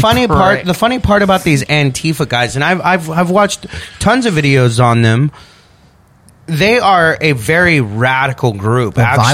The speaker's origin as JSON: {"language": "English", "country": "United States", "said": "especially being an American"}